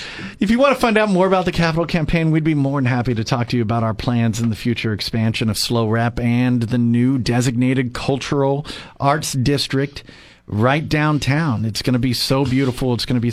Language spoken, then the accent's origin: English; Arroyo Grande, California, United States; I grew up in Rio Grande